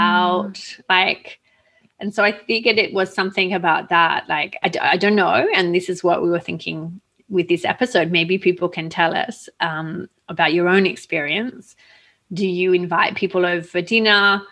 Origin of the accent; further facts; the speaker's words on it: Australia; I grew up in Australia